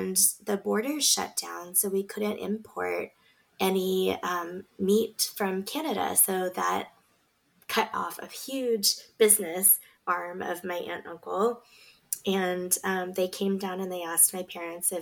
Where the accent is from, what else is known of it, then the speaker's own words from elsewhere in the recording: Beaverton, Oregon, United States; also born or lived in Galang refugee camp, Indonesia; We grew up in Beaverton. It happens to be the most diverse city in the whole state of Oregon